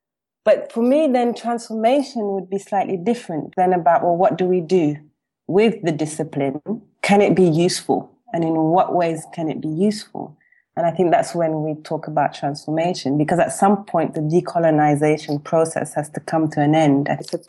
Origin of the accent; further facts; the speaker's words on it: Tanzania; now in South Africa; Yeah, I started in 2011 and I came from Tanzania.